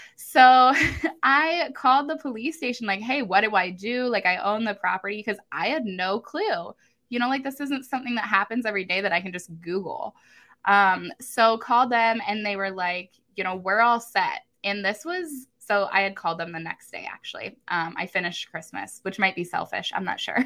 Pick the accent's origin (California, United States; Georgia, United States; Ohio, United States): Ohio, United States; Columbus; I am from Columbus, Ohio